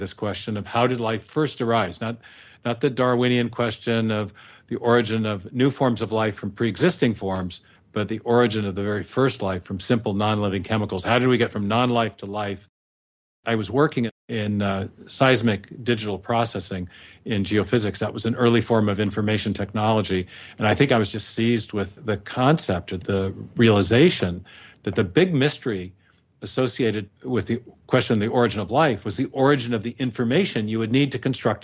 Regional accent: the Northwest, Pacific Northwest, United States; also born or lived in England; I was raised in the Northwest here. I'm in Seattle now.

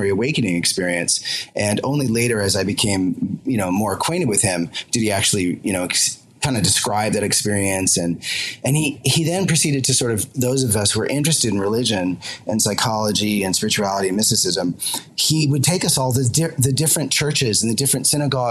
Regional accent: Concord, Massachusetts, United States; now in London, United Kingdom; I'm originally an American. I originally grew up in Concord, Massachusetts, not far from Walden Pond

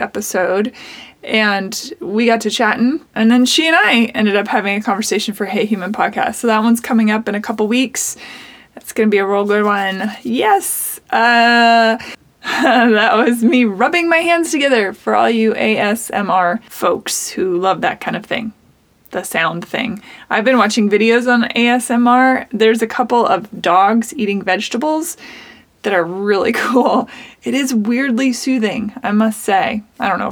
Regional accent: Seattle, Washington, United States; now in Nashville, United States; I live in Nashville, but I am from Seattle

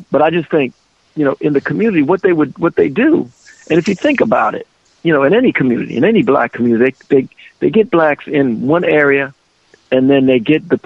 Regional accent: Minneapolis, Minnesota, United States; moved away; I grew up in North Minneapolis and it was a black community

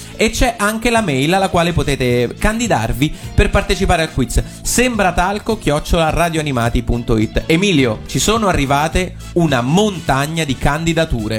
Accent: Terni, Umbria, Italy; io sono nato a Terni e cresciuto a Terni

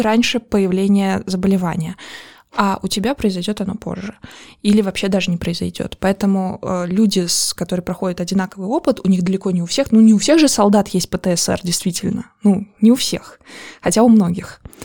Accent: Azerbaijan; Я из Азербайджана

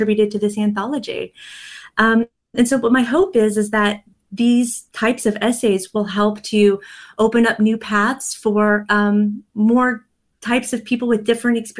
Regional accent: Kansas, United States; now in East Coast, United States; I was visiting my hometown back in Kansas

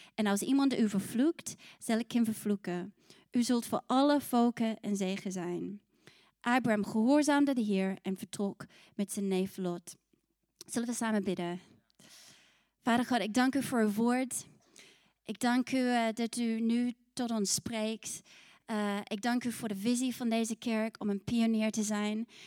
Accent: New Zealand; also born or lived in Scotland (ancestry); now in Netherlands; ik kom uit Nieuw-Zeeland

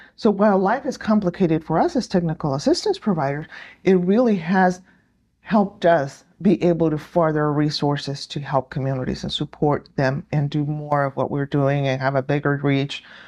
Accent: New Mexico, United States; I am from New Mexico

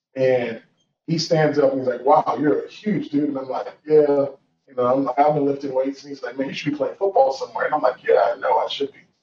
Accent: Georgia, United States; moved away as an adult; also born or lived in Washington, D.C. / Nigeria / Tulsa, Oklahoma; where I was born in D.C., where I grew up in Georgia, where I you know spent some formative years in Nigeria

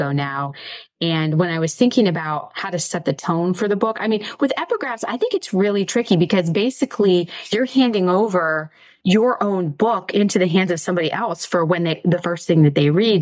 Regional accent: Mercer, Pennsylvania, United States; the name of my hometown is Mercer. It's in Western Pennsylvania

